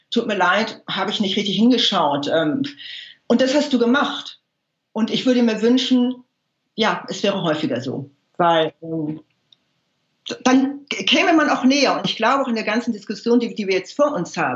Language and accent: German; Hamburg, Germany; Das heißt, halt aufgewachsen in Hamburg in den 60er und 70er Jahren.